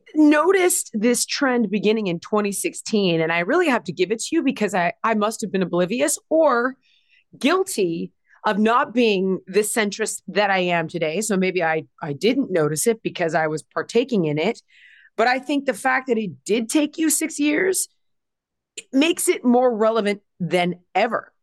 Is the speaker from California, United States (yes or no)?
yes; Los Angeles, California, United States; I grew up in Los Angeles.